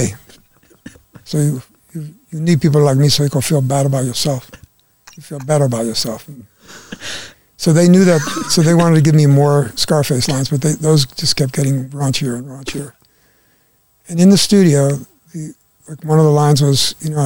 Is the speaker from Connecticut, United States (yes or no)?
yes; Connecticut, United States; growing up in Connecticut